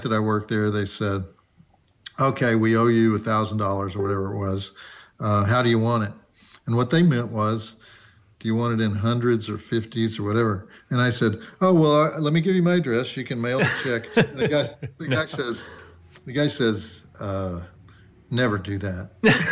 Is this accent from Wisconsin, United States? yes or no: no; Texas, United States; accent: Southern; I do have a Southern accent. Unfortunately, I am from Texas.